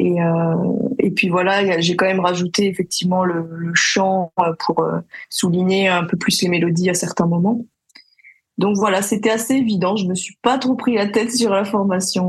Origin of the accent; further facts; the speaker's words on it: Paris, Île-de-France, France; j'ai grandi à Paris ma mère est d'origine parisienne et mon père est guadeloupéen